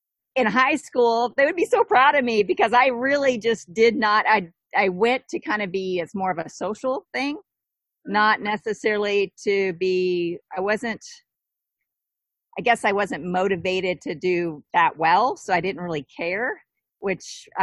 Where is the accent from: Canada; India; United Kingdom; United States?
United States; Southwest Virginia; moved away; Southwest Virginia, like a really super tiny town with about 3,000 people